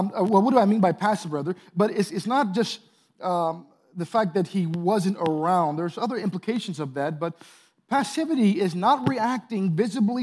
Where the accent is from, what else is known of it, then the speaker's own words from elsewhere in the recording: St. Louis, Missouri, United States; I grew up in St. Louis, Missouri